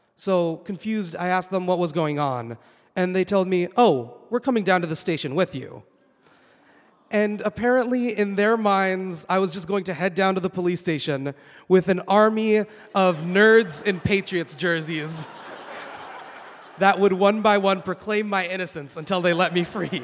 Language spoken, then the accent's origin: English; Saudi Arabia; moved away as an adult; also born or lived in Boston, United States; now in United States; I was born and raised in Saudi Arabia